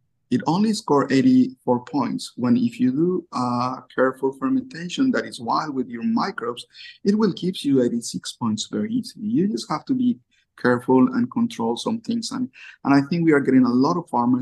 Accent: Colombia; now in Japan; I'm from Colombia

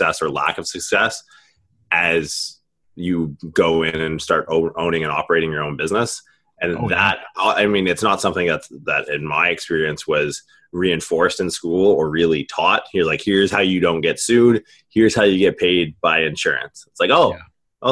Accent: Canada; now in United States; I'm from Canada originally.

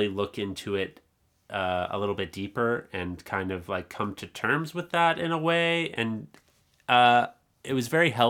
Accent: Canada; I am from Canada. I was born here.

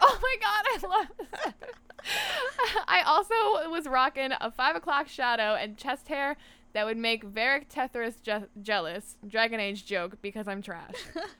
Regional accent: Ontario, Canada; So, I grew up in Northern Ontario in a town populated predominantly by black flies and trees, but there were some people there too.

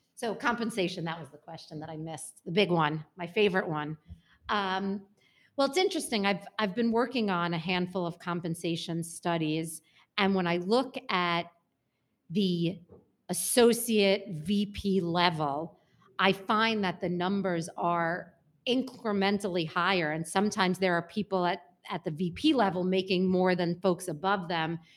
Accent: New York City, New York, United States; I grew up in Brooklyn, and not bougie Brooklyn

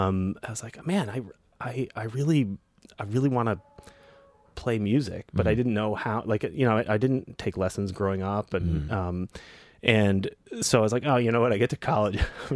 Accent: New Hampshire, United States; also born or lived in Connecticut; So I grew up in New England.

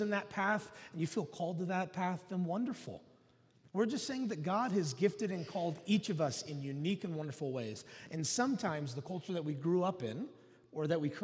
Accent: Oklahoma, United States; I grew up in Oklahoma

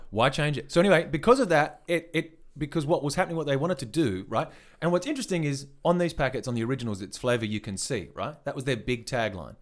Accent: Western Australia, Australia; we're from Northwest Australia

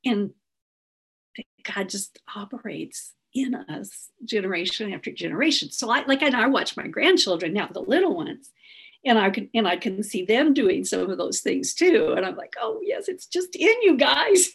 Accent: Southern Missouri, United States; where I grew up in Southern Missouri

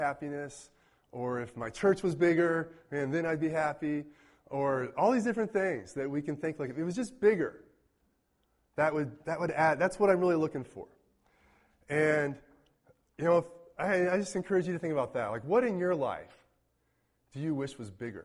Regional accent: Mayetta, Kansas, United States; now in Manhattan, United States; I count Mayetta, Kansas as my hometown. Population 200 and change.

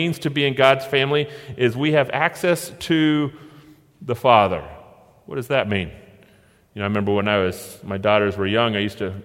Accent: Oregon, United States; we're from Oregon

